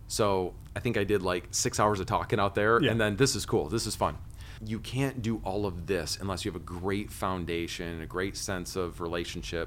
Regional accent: Michigan, United States; first language English

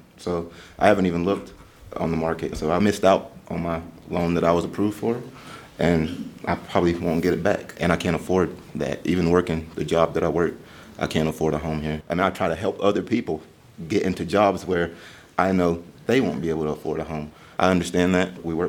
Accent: Asheville, North Carolina, United States; I grew up in Asheville, born here, raised here. I'm 33, I've been paying taxes here for 33 years. My family has been here for multiple generations

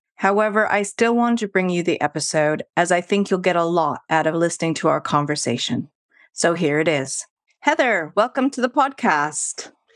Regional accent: Vancouver, British Columbia, Canada; moved away as an adult; now in London, United Kingdom; I'm from Vancouver

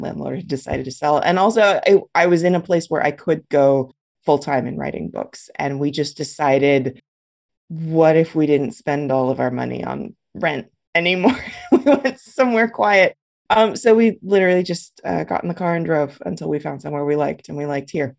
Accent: Los Angeles, California, United States; moved away as an adult; also born or lived in San Francisco; now in Humboldt County, United States; I grew up in Los Angeles. I was, born and bred there

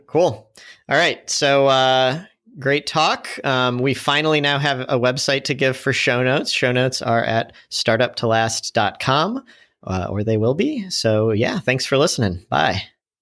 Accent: St. Louis, Missouri, United States; moved away as an adult; also born or lived in San Francisco; Saint Louis really embraced us. It's my hometown also

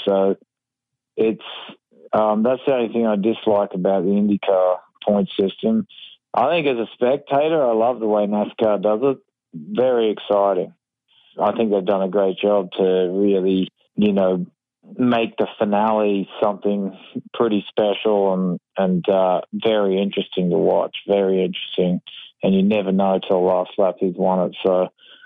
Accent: Australia; now in United States; I'm actually an American now and, I'm still Australian

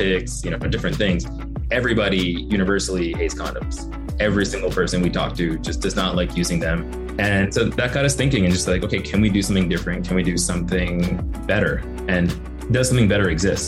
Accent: New York, United States; now in Los Angeles, United States; I'm originally from New York, based in LA right now

